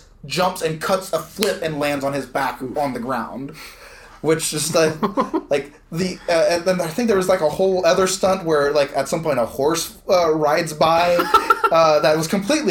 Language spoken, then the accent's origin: English; South Louisiana, United States; moved away; I'm from South Louisiana originally